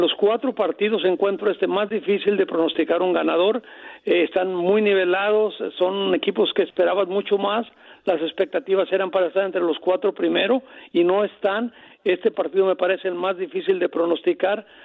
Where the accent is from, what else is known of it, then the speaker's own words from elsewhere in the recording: Colima, Mexico; yo soy de Colima, de Tierra Caliente